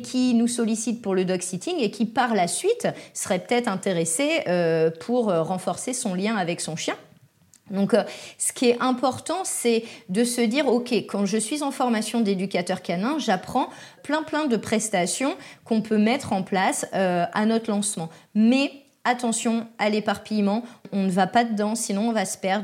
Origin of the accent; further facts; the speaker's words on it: France; now in Les Sables-d'Olonne, France; Chez nous, en France